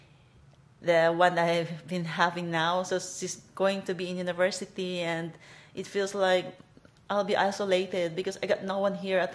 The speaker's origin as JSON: {"language": "English", "country": "Philippines", "moved": "as an adult", "lives_now": "Hong Kong", "said": "I'm from Philippines and I've been here in Hong Kong for 16 years"}